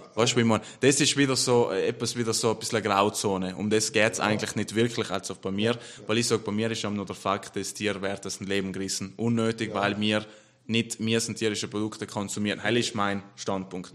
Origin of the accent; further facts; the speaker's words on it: South Tyrol, Trentino-Alto Adige, Italy; ich bin stolz, Südtiroler zu sein